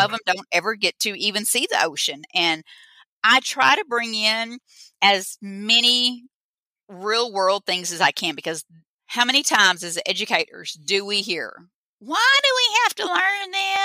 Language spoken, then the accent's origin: English; Boonville, Arkansas, United States; I'm from Arkansas. If I forgot to say that, I'm from Boonville, Arkansas.